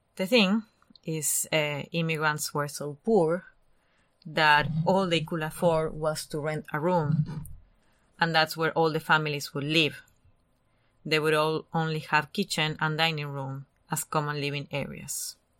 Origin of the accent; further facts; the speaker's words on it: Argentina; English is a second language; moved away; I'm Argentinian.